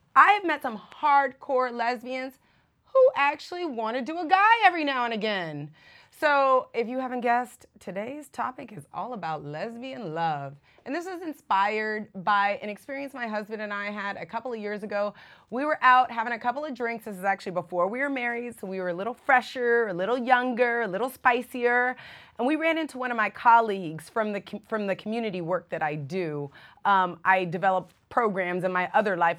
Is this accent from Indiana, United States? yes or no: no; San Francisco, California, United States; now in Miami, United States; I'm from San Francisco